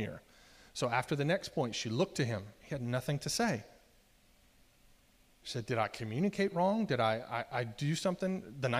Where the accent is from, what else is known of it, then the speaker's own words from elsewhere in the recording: Virginia Beach, Virginia, United States; I was born in 1976 in Virginia Beach.